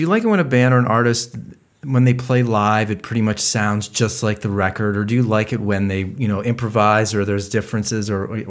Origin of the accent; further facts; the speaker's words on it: Cleveland, Ohio, United States; I'm from Cleveland